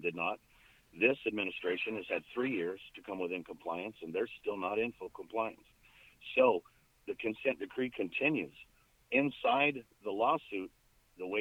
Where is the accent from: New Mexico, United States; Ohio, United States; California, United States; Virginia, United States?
New Mexico, United States; Farmington; moved away as an adult; also born or lived in Phoenix area, Arizona; now in Phoenix, United States; I went back home where I grew up in Farmington, New Mexico, in a rural area just outside of Farmington